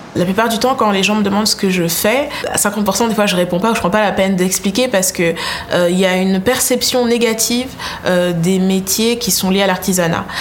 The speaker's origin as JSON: {"language": "French", "country": "Côte d’Ivoire", "tie": "born or raised there", "moved": "yes", "lives_now": "France", "said": "j'ai grandi en Afrique, donc j'ai grandi en Côte d'Ivoire"}